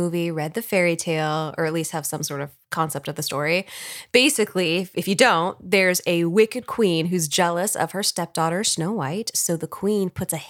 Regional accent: New York, United States; also born or lived in Texas; I was born in New York.

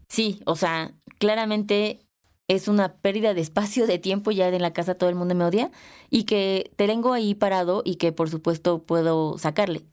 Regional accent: Mexico; yo no soy europea, soy mexicana

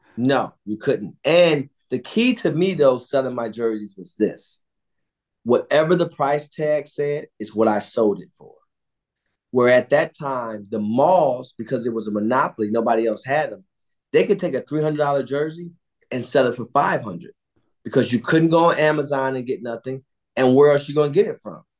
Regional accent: Cleveland, Ohio, United States; I grew up on Edmonton

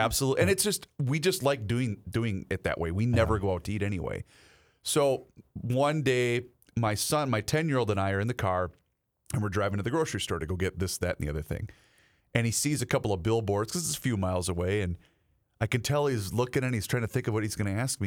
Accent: Faribault, Minnesota, United States; my hometown of Faribault

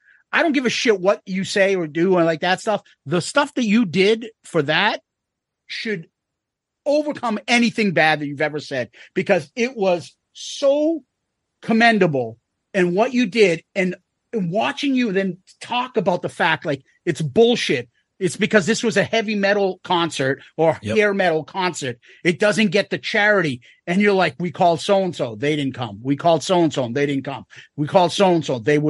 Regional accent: Boston, Massachusetts, United States; So we're from Boston, if you can't tell from this accent.

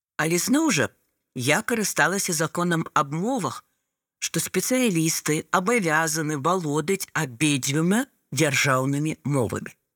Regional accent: Belarus; Belarusian is a second language

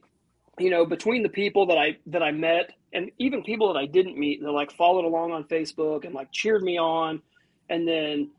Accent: Northern Ohio, United States; I'm from more Northern Ohio

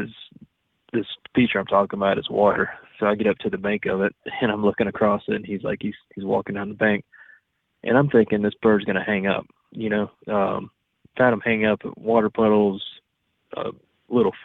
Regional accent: Florida, United States; I'm from Florida

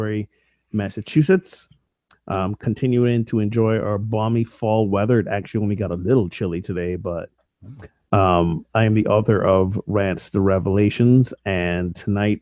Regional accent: Barbados; moved away; growing up in Barbados

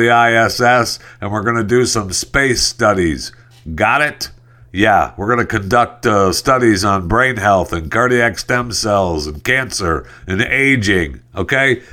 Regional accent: Mount Clemens, Michigan, United States; just east of Detroit, Michigan

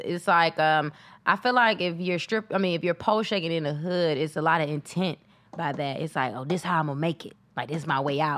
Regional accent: Atlanta, Georgia, United States; moved away as an adult; now in Los Angeles, United States; I'm from Atlanta, so I'm like, you know, grew up on the east side, Stone Mountain

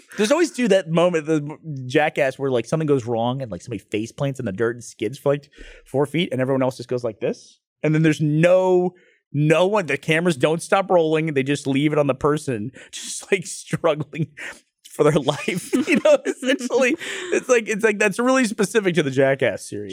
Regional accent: Northeast, United States; moved away; I grew up in the Northeast

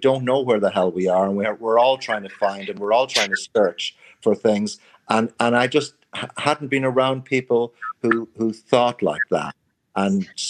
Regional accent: Ireland; moved away as an adult; also born or lived in United States; I began to love Irish culture, which I abhorred when I grew up in Ireland

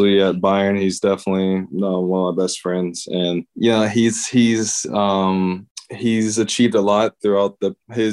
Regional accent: United States; moved away; growing up in the States

